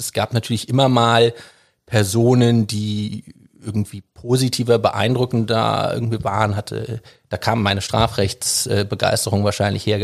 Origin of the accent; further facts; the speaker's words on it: Düsseldorf, North Rhine-Westphalia, Germany; also born or lived in London; ich bin in Düsseldorf groß geworden